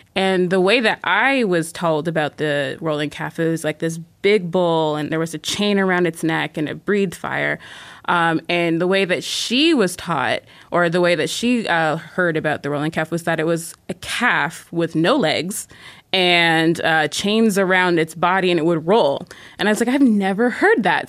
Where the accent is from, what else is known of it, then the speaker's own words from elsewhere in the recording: Canada; I'm Canadian